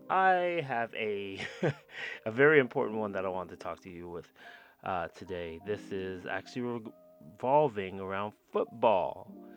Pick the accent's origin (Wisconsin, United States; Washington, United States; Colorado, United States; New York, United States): Colorado, United States; Denver; also born or lived in California; I grew up in Denver. I'm from California, but I grew up in Denver. Military brat.